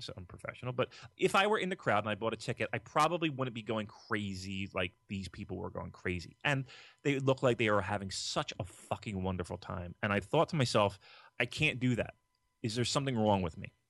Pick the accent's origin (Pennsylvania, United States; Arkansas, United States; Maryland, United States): Pennsylvania, United States; Philadelphia; we're from Philadelphia